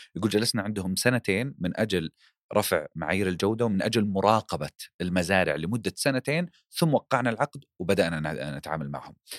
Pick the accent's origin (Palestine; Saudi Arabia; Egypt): Saudi Arabia; عندنا في السعوديه